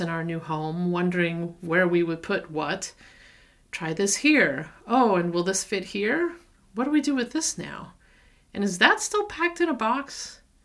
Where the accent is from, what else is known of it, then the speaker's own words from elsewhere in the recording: the South, United States; moved away; also born or lived in Denver; I'm a Southerner